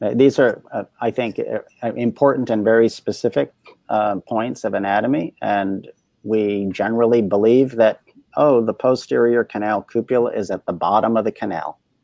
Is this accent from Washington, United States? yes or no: no; Delaware, United States; I grew up in Delaware